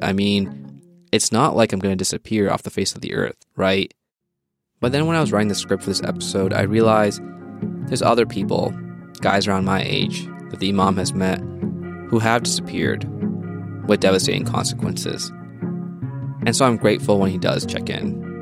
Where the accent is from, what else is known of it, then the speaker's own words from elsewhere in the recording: Edmonton, Alberta, Canada; moved away as an adult; now in Calgary, Canada; I was living in Edmonton, my hometown